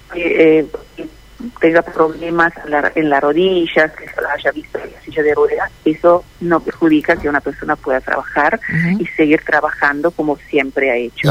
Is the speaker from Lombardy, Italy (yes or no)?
yes; Milan, Lombardy, Italy; Spanish is a second language; moved away as an adult; also born or lived in Bergamo; now in Argentina; Soy italiana, soy de Milán, Bérgamo, Milán